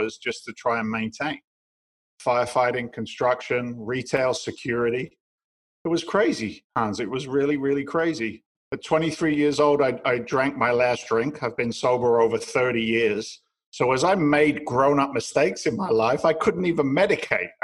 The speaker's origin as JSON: {"language": "English", "region": "England", "country": "United Kingdom", "moved": "as an adult", "lives_now": "United States", "said": "I'm from England originally. I'm an immigrant to the United States"}